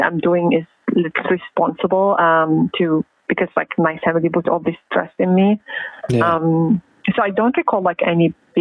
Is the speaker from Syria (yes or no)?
yes; Damascus, Damascus Governorate, Syria; moved away; I grew up. In Syria, North Damascus